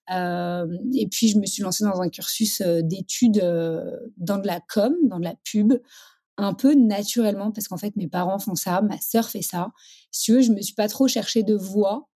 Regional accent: Paris, Île-de-France, France; Je suis parisienne

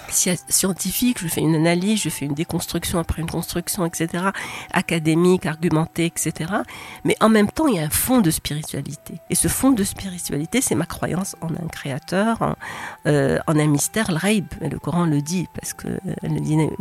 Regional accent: Rabat, Rabat-Salé-Kénitra, Morocco; je suis née à Rabat

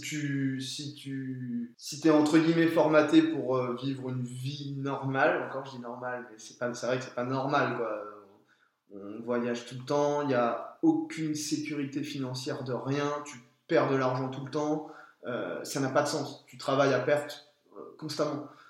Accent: France; nous, en tant que Français

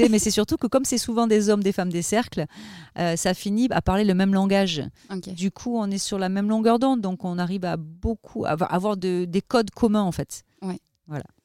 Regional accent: Avignon, Provence-Alpes-Côte d'Azur, France; also born or lived in Ariège; Alors, je suis née dans l'Ariège, mais j'ai vécu toute mon enfance à Avignon pendant 20 ans.

